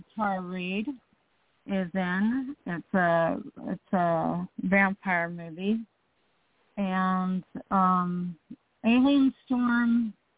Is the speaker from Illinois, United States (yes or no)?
no; Los Angeles, California, United States; I was born in North Hollywood, California and I've pretty much lived here in Los Angeles my whole life